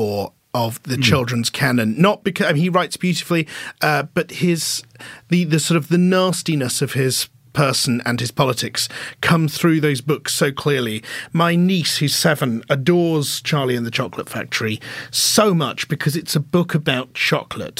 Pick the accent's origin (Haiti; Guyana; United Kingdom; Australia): United Kingdom; all the things that I grew up around me in Britain in the 1980s